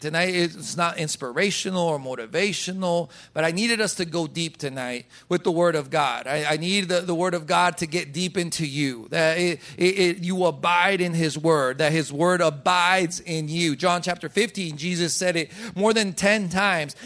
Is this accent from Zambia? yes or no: no; Colombia; I was born in Colombia.